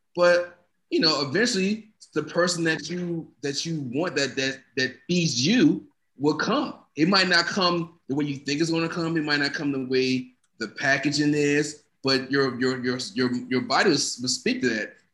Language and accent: English; United States; I guess I'm American too.